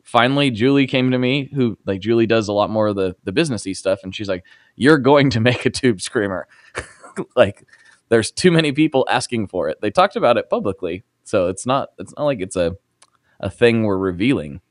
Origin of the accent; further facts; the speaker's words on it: Portland, United States; I'm from Portland